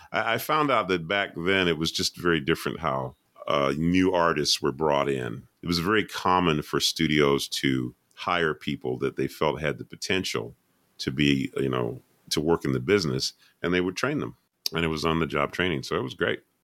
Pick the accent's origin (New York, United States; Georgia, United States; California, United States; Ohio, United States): Georgia, United States; Atlanta; I'm from Atlanta, Georgia.